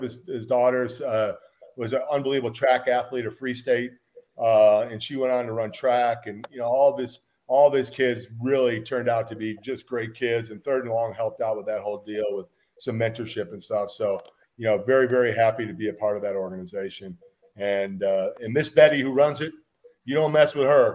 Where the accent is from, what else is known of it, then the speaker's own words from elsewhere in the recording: Chicago, Illinois, United States; moved away as an adult; now in Kansas City, United States; I was from Chicago